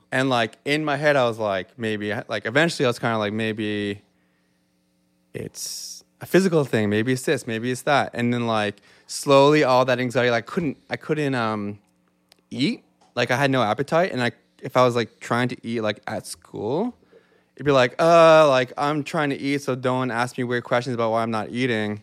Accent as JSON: {"language": "English", "town": "Yarmouth", "region": "Nova Scotia", "country": "Canada", "tie": "born or raised there", "moved": "as an adult", "lives_now": "Halifax, Canada", "said": "I grew up in Yarmouth, Nova Scotia, which is three hours from where we're sitting right now in a small Acadian community"}